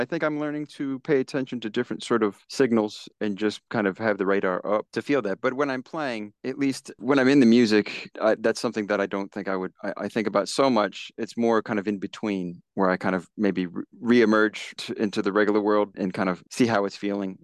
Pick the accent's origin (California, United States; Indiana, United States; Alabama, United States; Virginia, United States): Virginia, United States; also born or lived in Silver Spring, Maryland; I am back in Virginia, back in my hometown